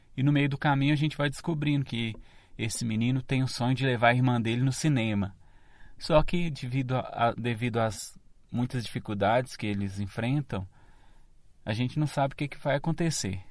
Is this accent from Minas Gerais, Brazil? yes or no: yes; Cordisburgo, Minas Gerais, Brazil; na cidade de Cordesburgo, que é a minha cidade